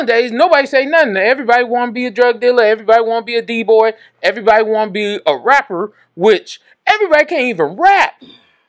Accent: Dallas, Texas, United States; also born or lived in Mesquite, Texas; I grew up in Pleasant Grove. I went to Mesquite schools

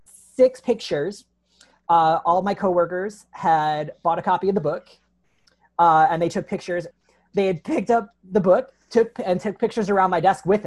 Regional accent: Chicago, Illinois, United States; moved away as an adult; also born or lived in St. Louis, Missouri; now in Tucson, United States; I'm from Chicago, and I'm like, hometown pride

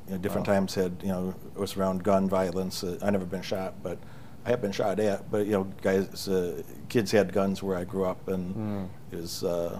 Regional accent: Chicago, Illinois, United States; Where I grew up in Chicago area, there's a lot of, I grew up with a lot of violence around too.

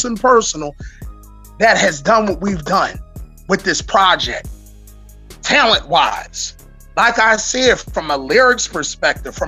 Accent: Philadelphia, Pennsylvania, United States; I'm from West Philadelphia

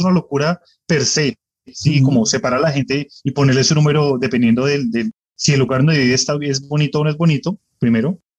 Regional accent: Colombia; now in United States

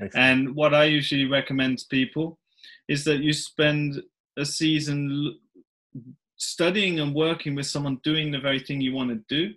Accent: England, United Kingdom; moved away as an adult; now in Värmland, Sweden; I grew up in England

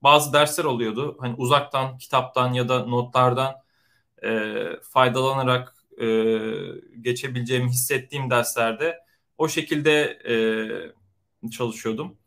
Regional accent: Konya, Turkey; moved away as an adult; also born or lived in Istanbul; now in San Francisco Bay Area, United States; doğma büyüme Konyalıyım

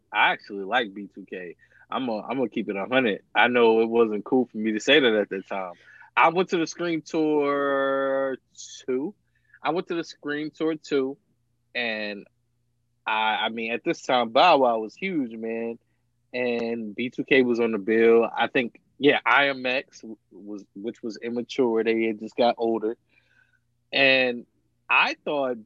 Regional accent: Virginia, United States; I'm from Virginia

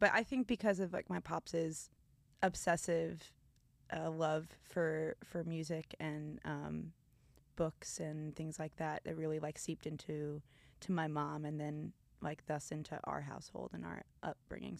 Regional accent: Connecticut, United States; moved away as an adult; also born or lived in Colorado; now in Philadelphia, United States; growing up in Connecticut

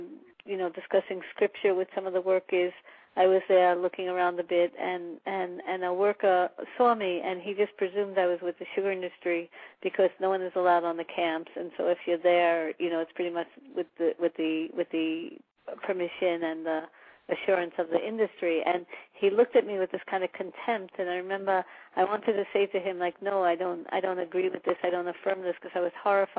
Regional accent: New York City, New York, United States; I hail from, actually, Jamaica, but Jamaica, Queens, not Jamaica, the Caribbean. So I'm actually from New York, and I grew up in New York

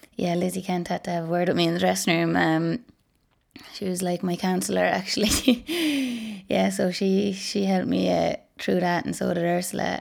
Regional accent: Ballinroad, Munster, Ireland; I'm from Ballinroad, um, it's in Waterford. It's just outside Dungarvan

